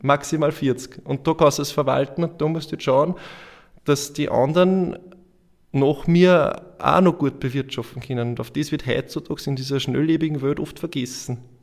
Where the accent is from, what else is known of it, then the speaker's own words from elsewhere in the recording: Andorf, Upper Austria, Austria; bei uns in Andorf